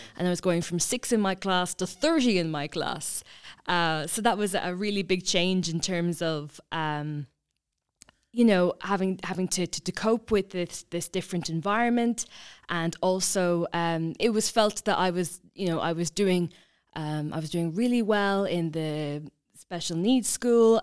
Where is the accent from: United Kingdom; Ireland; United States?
Ireland; County Kilkenny, Leinster; I'm originally from County Kilkenny